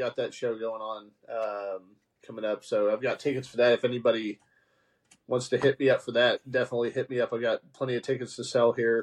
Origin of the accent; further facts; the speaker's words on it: Haltom City, Texas, United States; I grew up out in Haltom City